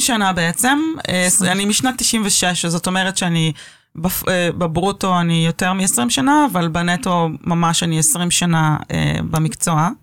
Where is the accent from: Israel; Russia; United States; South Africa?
Israel; Tel Aviv, Tel Aviv District; נולדתי בתל אביב וגדלתי בתל אביב